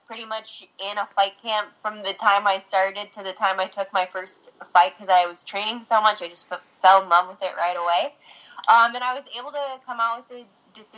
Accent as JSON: {"language": "English", "region": "California", "country": "United States", "moved": "as an adult", "lives_now": "Michigan, United States", "said": "I ended up moving to Michigan. I'm from California. I moved to Michigan"}